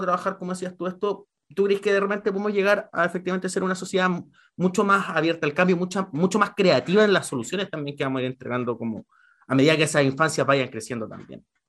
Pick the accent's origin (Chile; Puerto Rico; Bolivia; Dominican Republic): Chile; como sociedad chilena